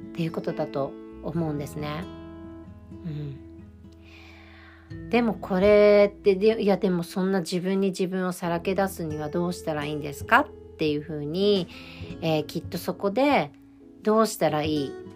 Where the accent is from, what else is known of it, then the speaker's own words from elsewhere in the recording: Japan; moved away as an adult; now in United States; やはり私は日本で育ってるし、日本人だから